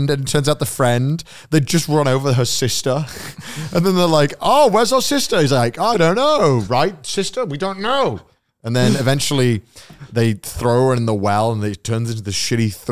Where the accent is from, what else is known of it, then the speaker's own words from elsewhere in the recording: United Kingdom; accent: British; in my British accent